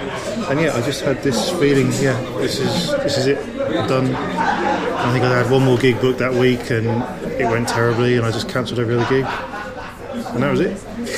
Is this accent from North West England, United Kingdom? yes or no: no; Cheltenham, South West England, United Kingdom; Cheltenham in Gloucestershire. And I remember seeing Sean Hughes when I was 16 there, and that was a very formative gig.